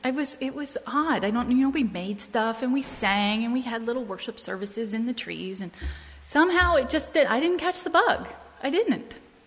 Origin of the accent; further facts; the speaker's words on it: Portsmouth, New Hampshire, United States; born there; maybe because I was born in Portsmouth, New Hampshire, just off the coast